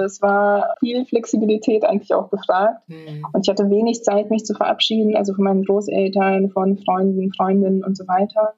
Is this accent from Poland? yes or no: yes; Poland; also born or lived in Hanover, Germany; now in Berlin, Germany; dann muss ich Polnisch sagen